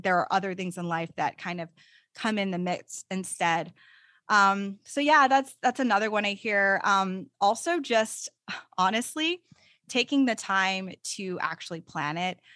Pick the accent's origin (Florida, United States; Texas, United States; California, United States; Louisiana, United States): Texas, United States; I'm a Texan, so I really love living in Texas.